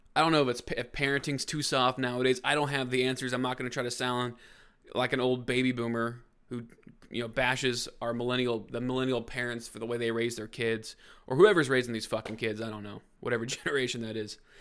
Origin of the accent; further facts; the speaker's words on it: Brownsburg, Indiana, United States; four people from my hometown